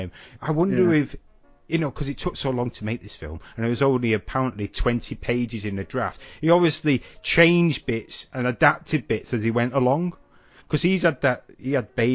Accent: Salford, North West England, United Kingdom; So where I grew up in Salford, behind where my mum and dad lived, was a bit of an industrial park.

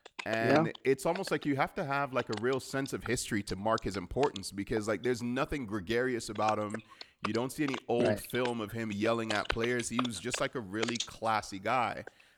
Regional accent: Miami, Florida, United States; the Dolphins were my hometown team

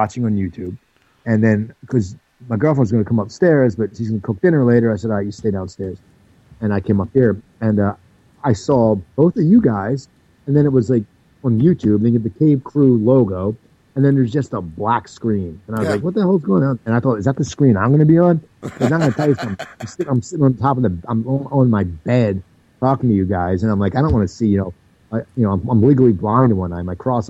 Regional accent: Pennsylvania, United States; Well, actually, I grew up near Philadelphia.

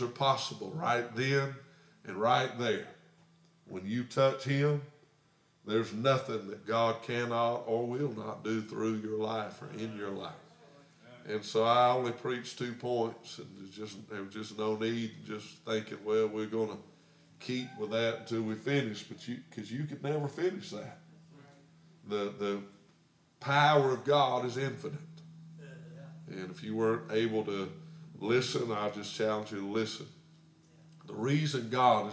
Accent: United States; as a little boy growing up in America

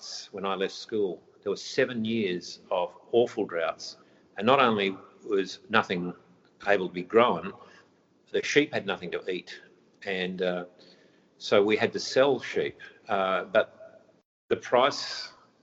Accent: Mullewa, Western Australia, Australia; moved away as an adult; also born or lived in Geraldton, Western Australia / Perth, Australia; now in Palmerston, Australia; I started out as a farmer in Midwest WA.

